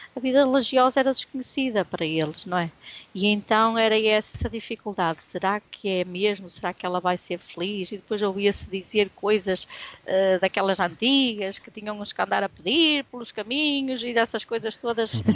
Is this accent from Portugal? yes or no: yes; Barcelos, Norte, Portugal; moved away as an adult; also born or lived in Santa Maria da Feira / Spain; eu saí do Dorrães